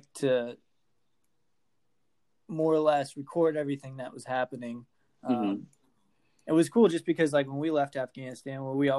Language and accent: English; Colorado, United States; moved away as an adult; also born or lived in Fort Hood, Texas; now in Indiana, United States; I was originally from Colorado, grew up in Colorado, went to high school and everything there